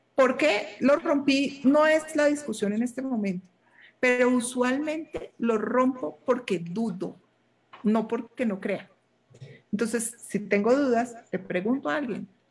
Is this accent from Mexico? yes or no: no; Colombia